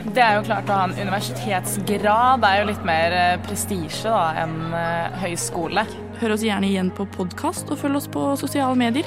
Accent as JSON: {"language": "Norwegian", "region": "Oslo", "country": "Norway", "also_born_or_lived": "Trondheim", "said": "Jeg er jo fra Oslo"}